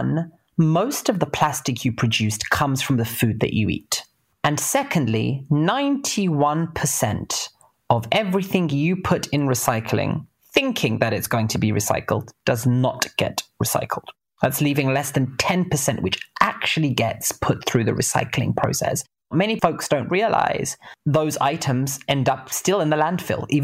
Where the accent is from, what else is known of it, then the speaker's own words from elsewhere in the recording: London, United Kingdom; moved away as an adult; also born or lived in California, United States; now in San Francisco, United States; I'm British. I grew up in between East London and North London.